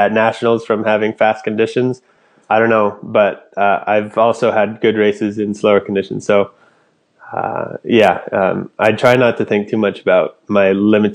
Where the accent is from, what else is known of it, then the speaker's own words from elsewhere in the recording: Anchorage, Alaska, United States; also born or lived in Fairbanks, Alaska; Where I'm from Alaska, born and raised in Anchorage